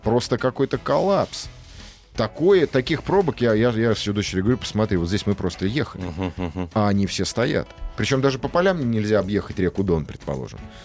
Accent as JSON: {"language": "Russian", "region": "Moscow", "country": "Russia", "said": "мой московский, мое московское высокомерие"}